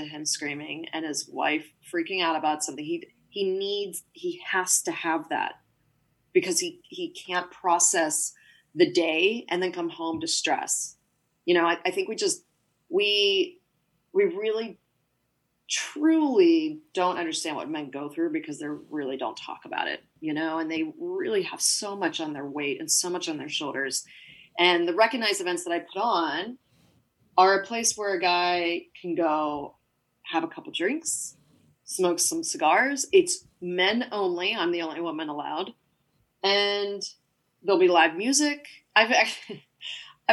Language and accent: English; Pittsburgh, Pennsylvania, United States; I'm from Pittsburgh